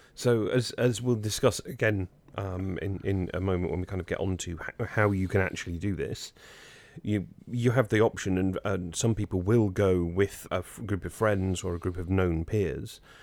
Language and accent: English; United Kingdom; now in Jersey; we were British